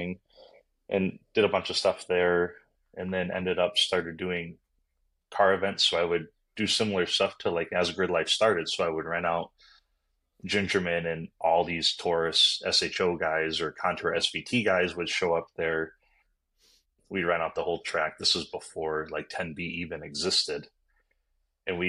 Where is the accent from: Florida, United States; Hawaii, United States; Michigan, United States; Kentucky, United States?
Michigan, United States; Upper Peninsula of; moved away as an adult; also born or lived in Kansas City; I grew up in the Upper Peninsula of Michigan